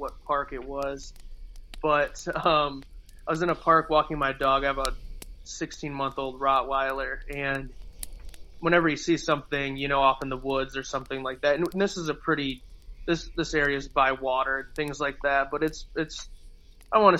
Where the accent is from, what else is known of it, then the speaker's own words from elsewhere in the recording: Michigan, United States; we're from Michigan, we see deer all the time in the woods